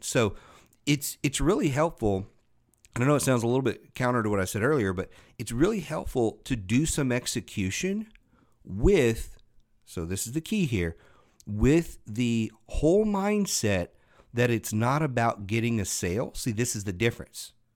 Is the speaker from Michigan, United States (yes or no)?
no; Louisiana, United States; I grew up in Louisiana